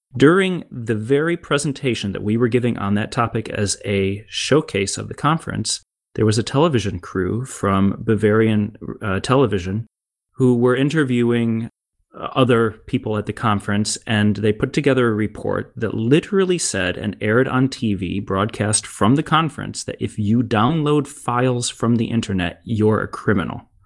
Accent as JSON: {"language": "English", "country": "United States", "moved": "as an adult", "lives_now": "Germany", "said": "as an American in Germany"}